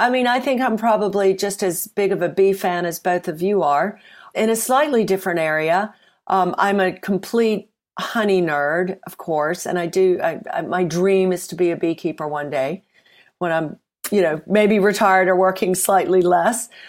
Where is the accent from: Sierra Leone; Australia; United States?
United States; Mississippi; moved away as an adult; now in United Kingdom; Uh, well, I'm from Mississippi originally. I've been in the UK for many decades. Um, so the accent is probably smoothed out. But when I first arrived, um, I went to university here, and, and people kept saying that I needed to have subtitles.